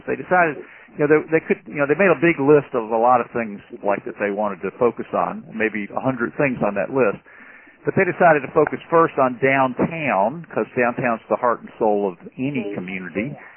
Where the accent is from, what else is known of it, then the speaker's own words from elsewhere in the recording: Birmingham, Alabama, United States; I grew up in Birmingham, Alabama